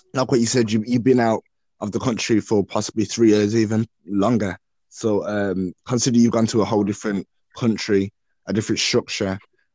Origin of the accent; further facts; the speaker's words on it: England, United Kingdom; I'm born and bred in England.